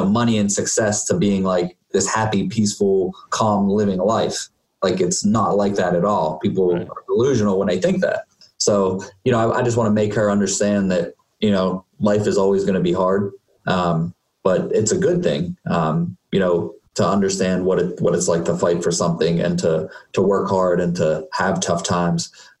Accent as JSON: {"language": "English", "town": "Uniontown", "region": "Pennsylvania", "country": "United States", "tie": "born or raised there", "said": "So, I grew up in Uniontown, Pennsylvania. It's okay. A small town in Fayette County, about 40 miles south of Pittsburgh."}